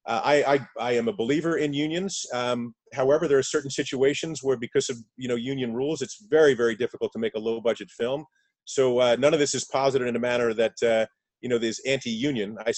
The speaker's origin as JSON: {"language": "English", "region": "New York", "country": "United States", "said": "I'm a New Yorker, Ron's a New Yorker."}